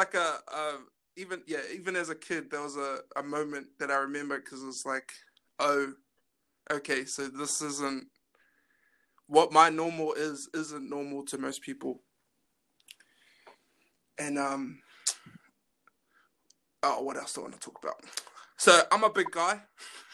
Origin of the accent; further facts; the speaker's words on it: New Zealand; I grew up in Greyland.